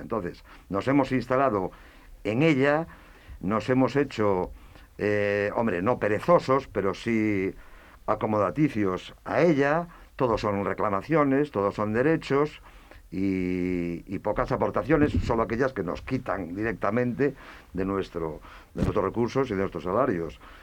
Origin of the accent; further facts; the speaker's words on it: Ourense, Galicia, Spain; en Orense, yo soy de Orense, de Galicia